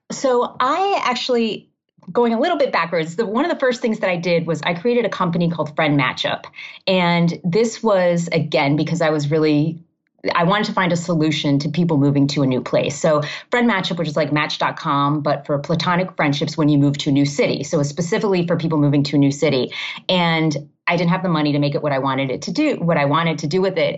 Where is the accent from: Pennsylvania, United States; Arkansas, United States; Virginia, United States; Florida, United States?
Florida, United States; Miami; also born or lived in Massachusetts / Maryland / Ohio / California; now in Illinois, United States; I grew up in Miami